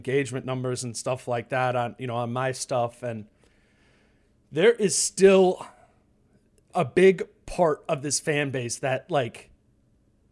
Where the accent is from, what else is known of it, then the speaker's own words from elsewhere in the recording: Minnesota, United States; I'm born and raised in Minnesota